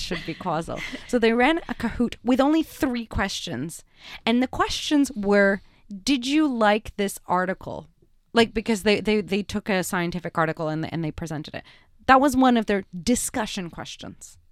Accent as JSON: {"language": "English", "country": "Canada", "said": "I'm a Canadian."}